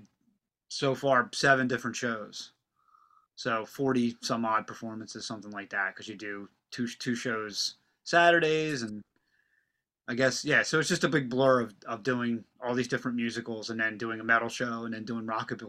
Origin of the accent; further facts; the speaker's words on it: Pennsylvania, United States; And I also play in a rockabilly band called … because we're from Delco.